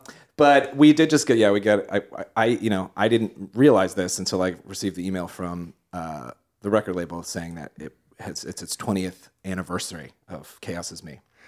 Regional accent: Cheshire, Connecticut, United States; Yeah. That's my hometown.

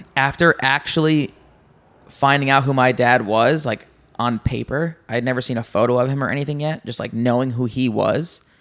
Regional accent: New Jersey, United States; I'm from New Jersey.

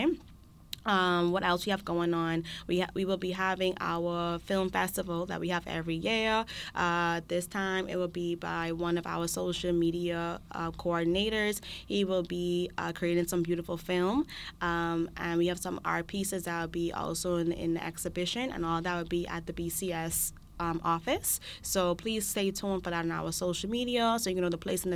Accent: Bahamas; now in Charlottetown, Canada; I'm from the Bahamas

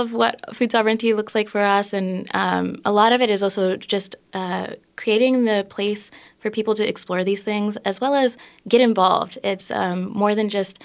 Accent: Minneapolis, Minnesota, United States; I was born and raised in the Twin Cities for the most part.

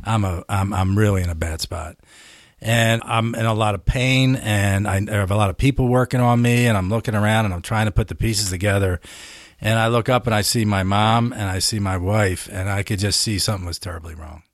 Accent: Philadelphia, Pennsylvania, United States; Where I grew up in Philly

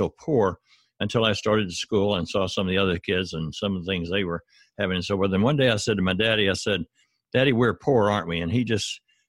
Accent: Arkansas, United States; I was raised in the South here in the United States in Arkansas. That's down in the South. And I was born in 1941.

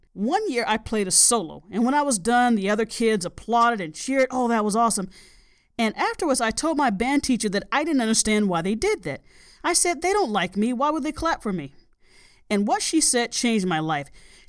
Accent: Southern United States, United States; a Southern gal. You might not be able to tell because I don't have an accent. Now, many people in my hometown ask me where I'm from.

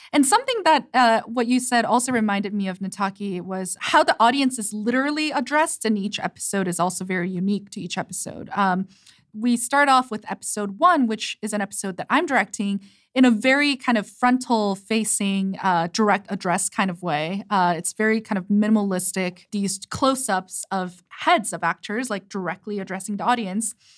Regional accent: South Korea; English is a second language; moved away; growing up in Korea, and English is my second language

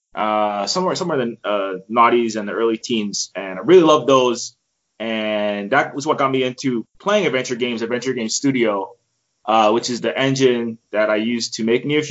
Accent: Honolulu, Hawaii, United States; I'm from Hawaii, born and raised there

